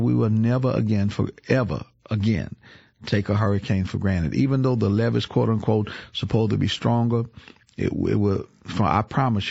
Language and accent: English; New Orleans, Louisiana, United States; I grew up in New Orleans, been there all my life